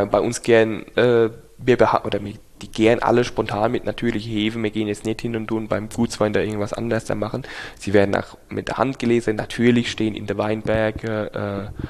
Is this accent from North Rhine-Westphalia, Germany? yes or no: no; Rhineland-Palatinate, Germany; wir sind Pfälzer, Pfälzer Trinkkultur einfach